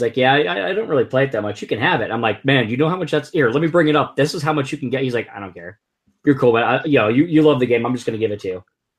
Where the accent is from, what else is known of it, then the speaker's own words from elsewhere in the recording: Northeast, United States; also born or lived in Arkansas; now in Massachusetts, United States; I'm actually from the Northeast, and I'm in Massachusetts now.